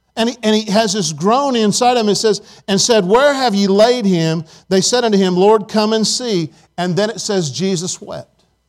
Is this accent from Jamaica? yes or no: no; Indiana, United States; moved away; I was from Indiana